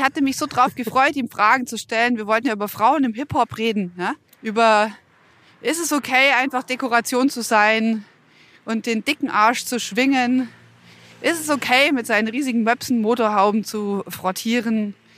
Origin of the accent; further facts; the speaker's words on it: Bavaria, Germany; bei uns in Bayern